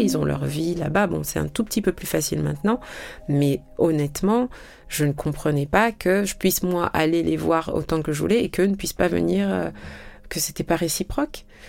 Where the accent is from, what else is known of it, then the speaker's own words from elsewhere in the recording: France; also born or lived in Senegal; Je suis née en France